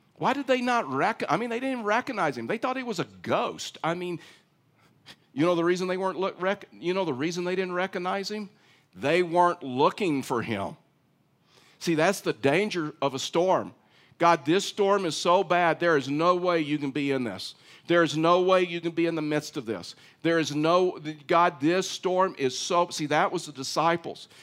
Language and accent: English; East Texas, United States; I was raised in East Texas